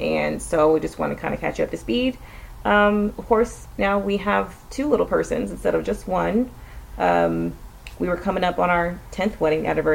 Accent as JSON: {"language": "English", "town": "Austin", "region": "Texas", "country": "United States", "tie": "born or raised there", "said": "we're living in Central Texas, just in the outskirts of Austin, which is my hometown"}